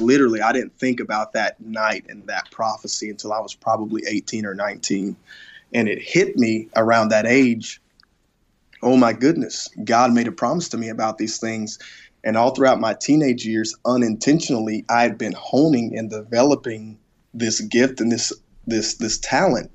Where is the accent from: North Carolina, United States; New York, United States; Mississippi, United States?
Mississippi, United States; South; the church that I grew up at in South Mississippi